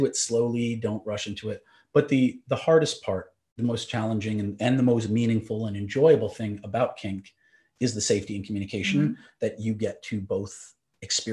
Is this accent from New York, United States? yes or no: yes; New York, United States; now in Los Angeles, United States; We're in LA, I'm from New York.